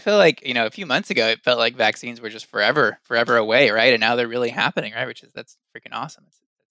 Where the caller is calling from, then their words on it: Charlotte, North Carolina, United States; I'm in Charlotte, North Carolina.